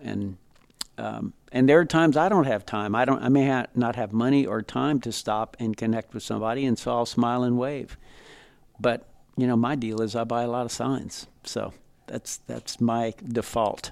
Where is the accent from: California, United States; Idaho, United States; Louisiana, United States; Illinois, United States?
Louisiana, United States; Lafayette; I grew up in Lafayette, Louisiana, part of a large Cajun family